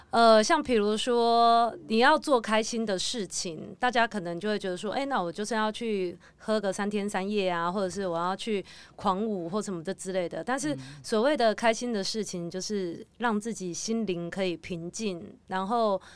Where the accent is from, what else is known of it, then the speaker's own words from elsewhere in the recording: Taiwan; 我们台湾人就是以前在幼稚园或者是国小、国中的时候，其实我们都有一个午休的时间